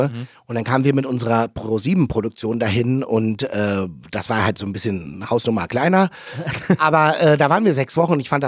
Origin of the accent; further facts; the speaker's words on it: Berlin, Germany; ich komme aus Neukölln, das kann ich dir sagen.